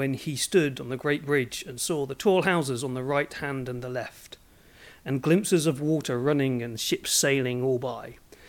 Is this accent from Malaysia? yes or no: no; Norfolk, East of England, United Kingdom; also born or lived in Suffolk / Nottingham / Manchester / Japan; So I'm from Norfolk originally. Well, yes and no. I moved around a lot. I was born in Suffolk, went up to Nottingham, moved to Norfolk, went to Manchester, moved to Norfolk, moved to Japan, moved to Norfolk, moved to Manchester.